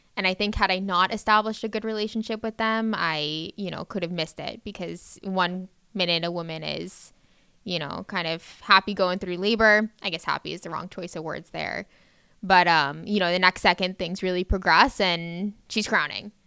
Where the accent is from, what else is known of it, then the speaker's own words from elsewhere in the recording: Davie, Florida, United States; I grew up pretty locally. I'm from Davie, Florida